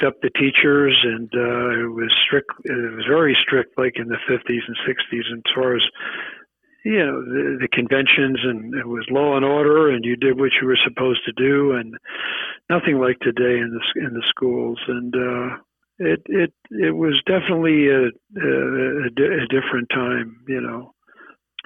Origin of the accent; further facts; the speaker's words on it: Philadelphia, Pennsylvania, United States; moved away as an adult; also born or lived in Los Angeles / New York; I grew up in a nice section, the Mount Airy section of Philadelphia